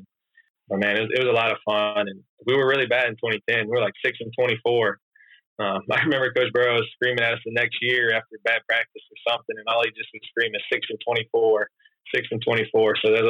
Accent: South Louisiana, United States; moved away as an adult; grew up in South Louisiana

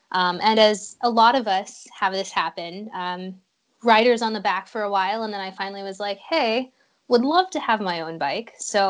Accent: Illinois, United States; Well, I'm from Illinois, so we don't get a lot of fun riding. It's basically just flat and straight, yeah. Lots of cornfields.

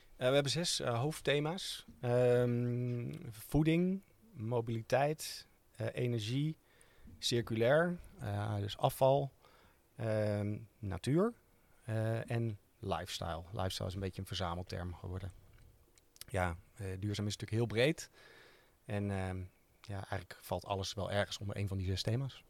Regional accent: Utrecht, Netherlands; omdat wij uit Utrecht komen

